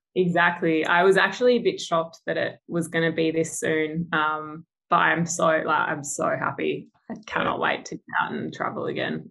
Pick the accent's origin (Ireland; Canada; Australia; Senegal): Australia; Adelaide, South Australia; moved away as an adult; now in Perth, Australia; originally from Adelaide. So I grew up in Adelaide um, and then moved over, yeah, three years ago.